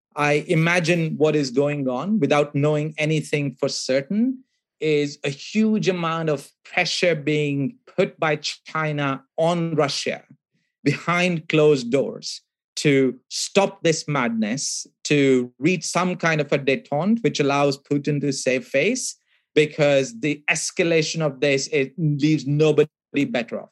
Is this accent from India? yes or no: yes; India; I grew up in India